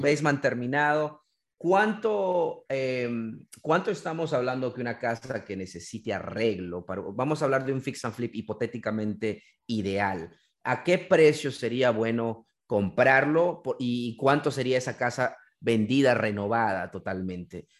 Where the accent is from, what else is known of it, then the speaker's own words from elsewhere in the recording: Peru; now in Maryland, United States; yo soy de Perú